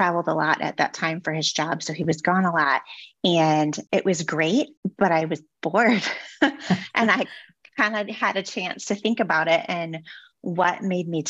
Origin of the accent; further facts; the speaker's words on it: Detroit, Michigan, United States; moved away as an adult; also born or lived in California; now in Bay Area, California, United States; I'm a Detroit native